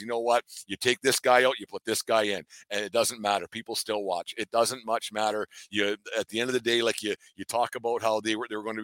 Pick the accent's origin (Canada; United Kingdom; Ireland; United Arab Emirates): Canada; I'm just a Canadian guy down in my basement